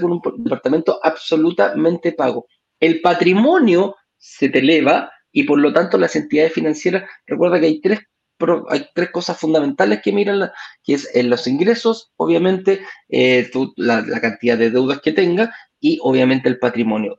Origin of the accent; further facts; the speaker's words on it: Chile; now in Mexico; tú me preguntas a mí como chileno